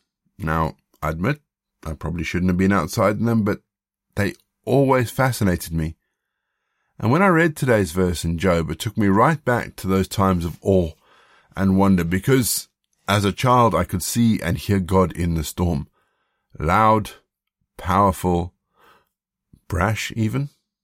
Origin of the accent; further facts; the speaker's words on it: South Africa; also born or lived in Zimbabwe; I grew up in Southern Africa. I was born in Zimbabwe, and then after independence we lived in South Africa.